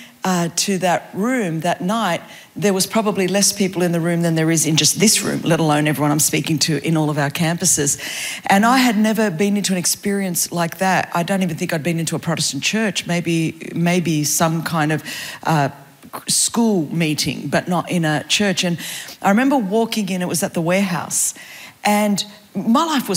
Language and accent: English; Sydney, New South Wales, Australia; I grew up in Layla Park, just down Sunny Hot Road